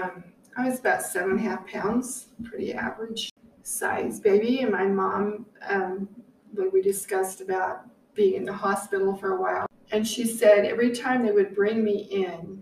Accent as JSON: {"language": "English", "town": "River Heights", "region": "Utah", "country": "United States", "tie": "born or raised there", "also_born_or_lived": "Logan, Utah", "said": "We grew up in River Heights"}